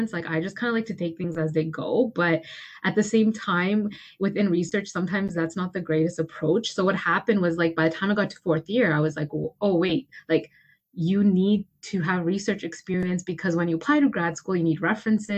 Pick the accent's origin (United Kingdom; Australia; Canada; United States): Canada; Toronto, Ontario; I'm from Toronto